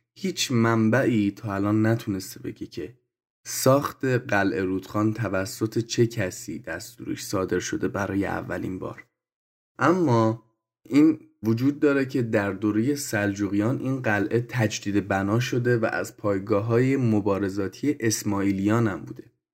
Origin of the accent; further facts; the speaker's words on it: Gilan, Iran; اصالت گیلانی دارم